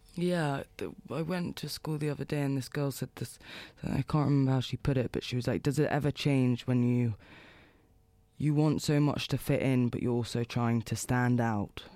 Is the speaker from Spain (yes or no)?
no; London, United Kingdom; moved away as an adult; also born or lived in Los Angeles, United States; now in New York, United States; Born and raised in London, in West London, and, I mean, up until probably two years ago, I've just always lived there